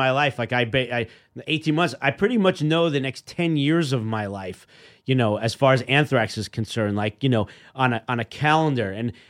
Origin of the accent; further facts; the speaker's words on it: New York, United States; As a kid growing up in New York, I mean, Marv Albert was my local guy on the 6 o'clock news.